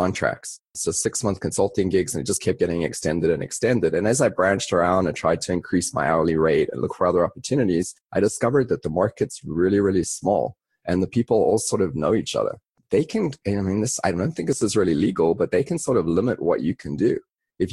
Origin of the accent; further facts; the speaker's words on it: South Africa; moved away as an adult; also born or lived in London, United Kingdom; now in United States; I grew up in South Africa and then moved to London, spent a couple of years there